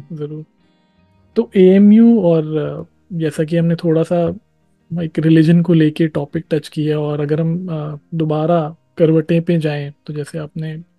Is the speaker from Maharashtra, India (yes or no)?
no; Delhi, India; मैं मतलब दिल्ली में ही रहा हूँ पला बड़ा हूँ